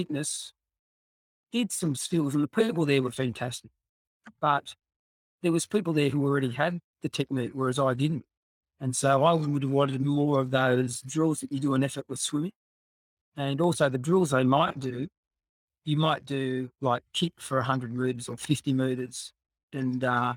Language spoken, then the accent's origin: English; New South Wales, Australia; also born or lived in Scotland; came from Scotland when I was 7. So obviously we stayed on a hostel here in Australia.